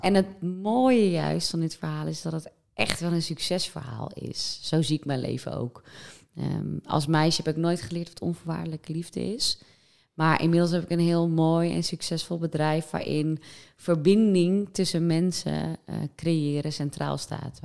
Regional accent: West Friesland, North Holland, Netherlands; ik ben opgegroeid in West-Friesland

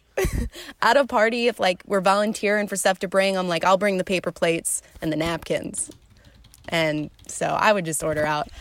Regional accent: suburbs of Philadelphia, Pennsylvania, United States; moved away as an adult; also born or lived in Illinois; now in Milwaukee, United States; technically the suburbs of Philadelphia. Philly people would get mad if I said I was actually from Philly. But yes, the East Coast, about an hour outside of Philly, right along kind of the Jersey border is where I grew up

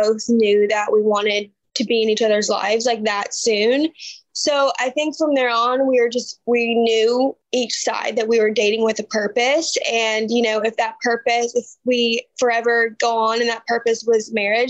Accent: Alabama, United States; I grew up in Alabama, went to the University of Alabama

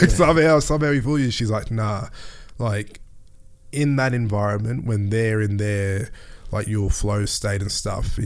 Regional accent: Mackay, Queensland, Australia; also born or lived in Melbourne; I grew up in North Queensland too, in Mackay.

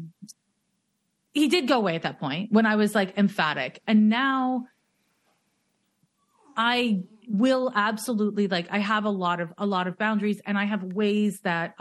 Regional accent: Montreal, Quebec, Canada; now in Oakland, United States; I'm from Montreal

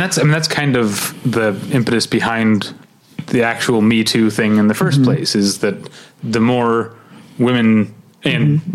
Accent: St. Louis, Missouri, United States; I come from St. Louis, Missouri

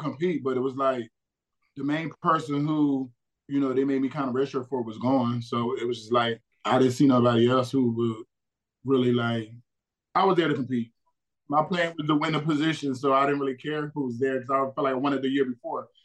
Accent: New Jersey, United States; moved away as an adult; I grew up in South Jersey, so I was an Eagles fan

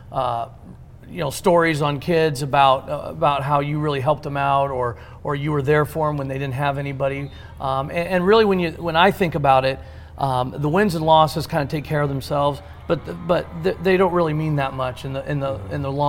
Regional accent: Aledo, Illinois, United States; growing up in Aledo

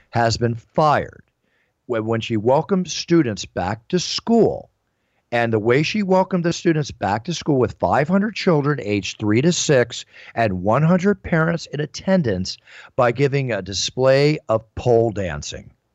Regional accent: Philadelphia, Pennsylvania, United States; moved away; also born or lived in Dallas; I was raised a lot many years in my hometown, which I consider, which is Philadelphia

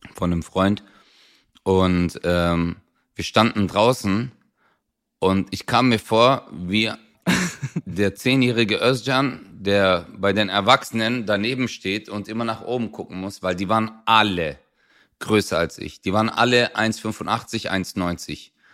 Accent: Swabia, Baden-Württemberg, Germany; ich bin Schwabe

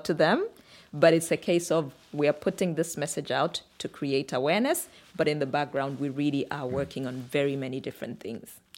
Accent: Kitwe, Copperbelt Province, Zambia; moved away as an adult; also born or lived in Samfya, Zambia / Luanshya, Zambia / Lusaka, Zambia; now in Nairobi, Kenya; we moved to a slightly bigger town called Kitwe in the Copperbelt region of Zambia

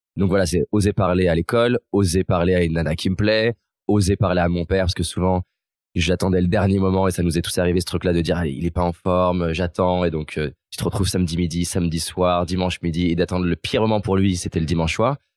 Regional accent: Lyon, Auvergne-Rhône-Alpes, France; also born or lived in Vaulx-en-Velin / Villeurbanne; j'ai grandi à Lyon.

